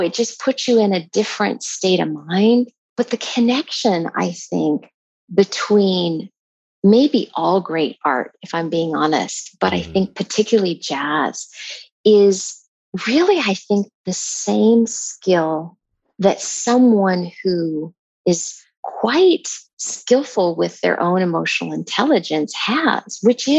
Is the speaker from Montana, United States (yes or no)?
yes; Montana, United States; I grew up in Montana